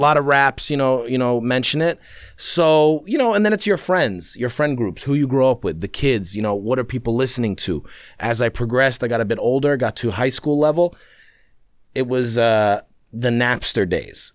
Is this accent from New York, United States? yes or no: yes; New York City, New York, United States; also born or lived in London; we got to New York in nineteen ninety-one